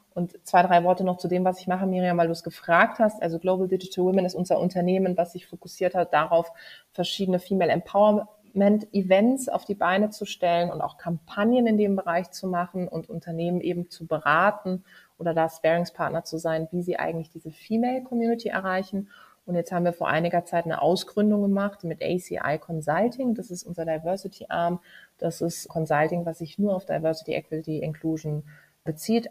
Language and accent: German; Karlsruhe, Baden-Württemberg, Germany; moved away; in meiner Heimatstadt in Karlsruhe